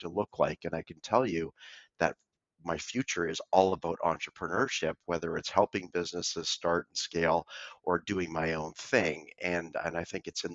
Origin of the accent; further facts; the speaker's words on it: Vancouver, British Columbia, Canada; I was born and raised in Vancouver, Canada.